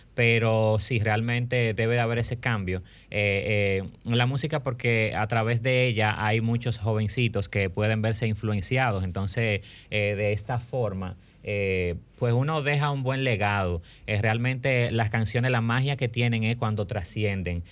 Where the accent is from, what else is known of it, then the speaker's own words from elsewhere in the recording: Dominican Republic; como artista dominicano